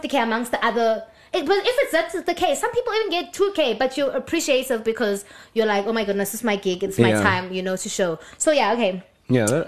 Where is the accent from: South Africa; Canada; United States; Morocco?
South Africa; we're South African viewers